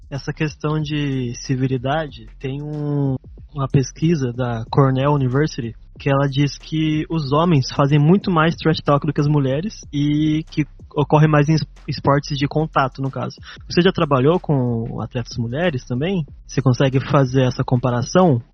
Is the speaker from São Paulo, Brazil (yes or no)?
yes; Taubaté, São Paulo, Brazil; eu sou de Tabaté